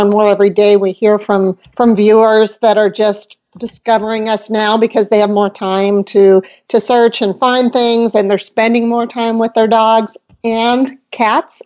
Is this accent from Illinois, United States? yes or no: yes; Rockford, Illinois, United States; moved away; I lived in Rockford, Illinois